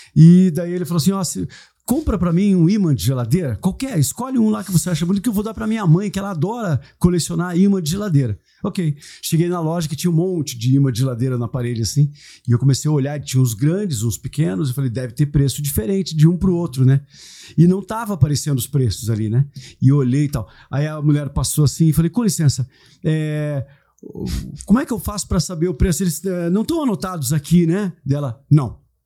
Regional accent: Brazil; sou brasileiro

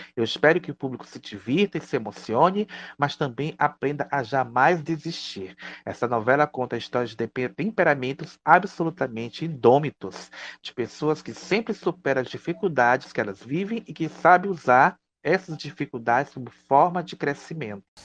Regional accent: Northeast Region, Brazil; nós, enquanto nordestinos e representantes do Nordeste aqui nesse podcast

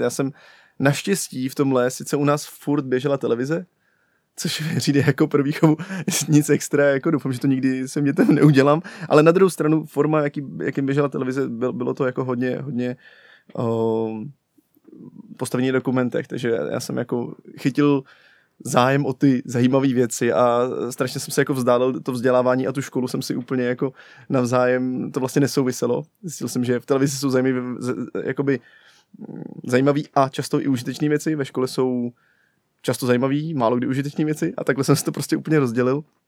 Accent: Pardubice, Pardubice Region, Czechia; jsem z Pardubic, že jo, a tam to, to je taková placka na zemi.

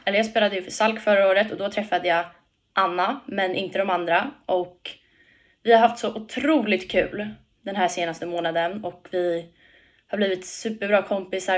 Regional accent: Tyresö, Stockholm County, Sweden; Hemma i Tyresö, Tyresö FF.

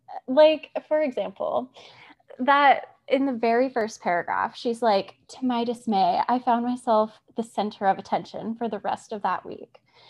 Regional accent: Arizona, United States; I'm so pale, which is ironic because I'm from Arizona and I'm so pale.

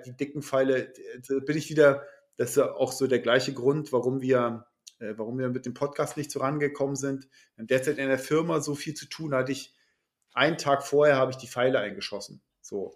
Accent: Schleswig-Holstein, Germany; als Schleswig-Holsteiner

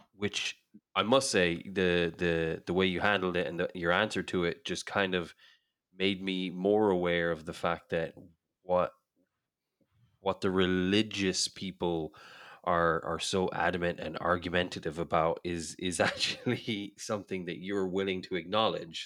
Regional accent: Ireland; I grew up in Ireland

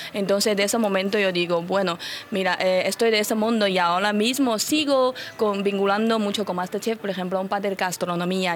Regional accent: China; Spanish is a second language; moved away as an adult; also born or lived in Bilbao, Spain / Málaga, Spain; now in Madrid, Spain; Físicamente soy china, pero llevo 14 años en España

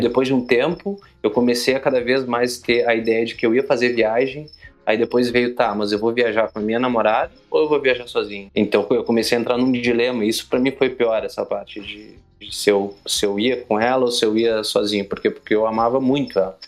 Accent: Torres, Rio Grande do Sul, Brazil; moved away as an adult; also born or lived in Porto Alegre / Bahia / Goiás; Eu sou gaúcho, natural de Porto Alegre, Rio Grande do Sul, mas me criei numa cidade do litoral do Rio Grande do Sul chamada Torres

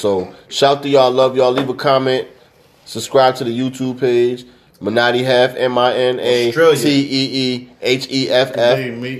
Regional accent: England, United Kingdom; And, I'm from England, yeah.

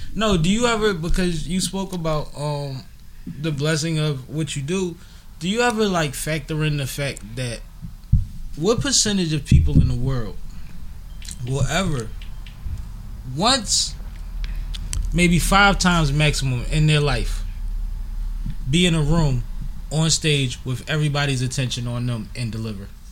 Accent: Philadelphia, Pennsylvania, United States; also born or lived in Baltimore; I'm from Philly.

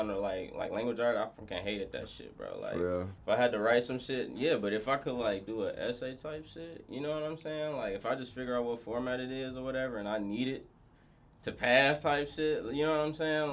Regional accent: Ypsilanti, Michigan, United States; now in Arizona, United States; I'm from Michigan

